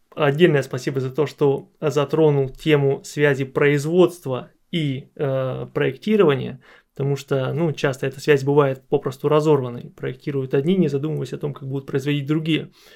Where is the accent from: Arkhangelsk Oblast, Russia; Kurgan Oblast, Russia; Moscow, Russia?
Arkhangelsk Oblast, Russia; Arkhangelsk; я сам из Архангельска, из Архангельской области